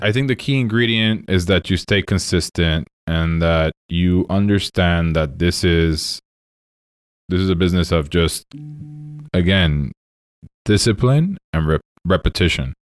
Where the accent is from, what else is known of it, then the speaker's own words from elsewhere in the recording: Puerto Rico; moved away; I am from Puerto Rico, born and raised there.